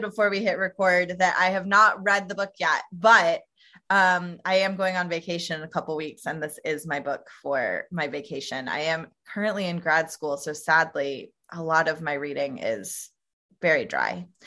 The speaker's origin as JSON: {"language": "English", "region": "Tennessee", "country": "United States", "said": "I'm originally from Tennessee"}